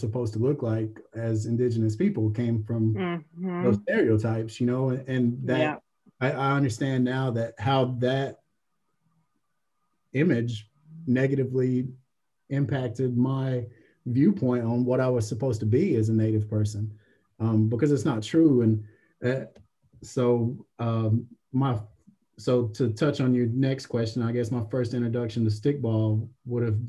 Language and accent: English; Birdtown, North Carolina, United States; I was from Birdtown